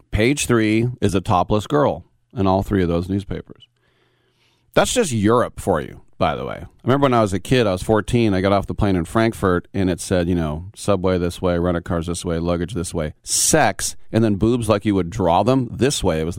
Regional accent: United States; I'm I'm come from America, where we had, you know, if you took off your top, you were burned as a witch. It's a little bit different here.

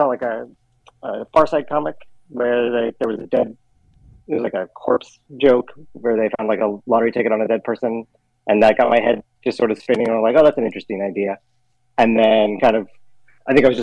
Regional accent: Reno, Nevada, United States; I grew up in Reno, Nevada

